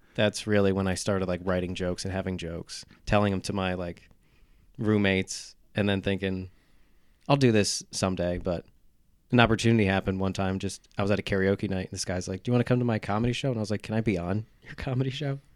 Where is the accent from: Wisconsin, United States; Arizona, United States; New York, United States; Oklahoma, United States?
New York, United States; Slate Hill; also born or lived in South Carolina; I'm from up here